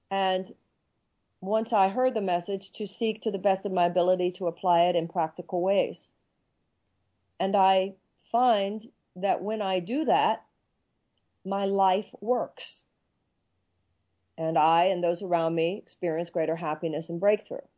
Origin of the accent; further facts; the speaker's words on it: United States; well, I'm an American woman and I write books.